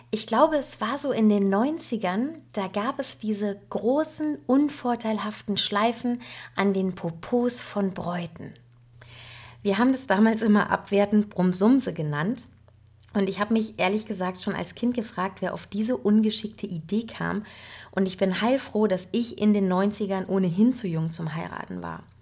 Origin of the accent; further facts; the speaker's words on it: North Rhine-Westphalia, Germany; denn ich als Westfälin muss mir natürlich auch ein bisschen nachlesen, wie funktioniert das denn mit dem Dirndl nun richtig? Und ähm, ich kenne Dirndl ja nur von unseren westfälischen nachgemachten Oktoberfesten.